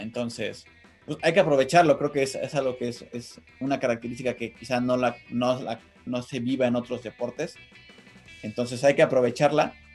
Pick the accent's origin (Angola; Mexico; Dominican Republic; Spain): Mexico; nuestro país